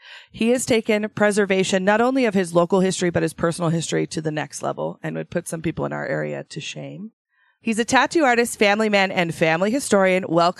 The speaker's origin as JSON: {"language": "English", "region": "Idaho", "country": "United States", "tie": "born or raised there", "said": "Born and raised in Idaho, but I have family that is from Michigan."}